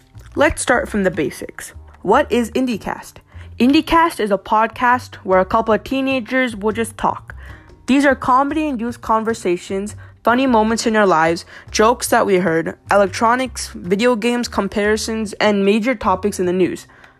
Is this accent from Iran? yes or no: no; India; we're all Indian.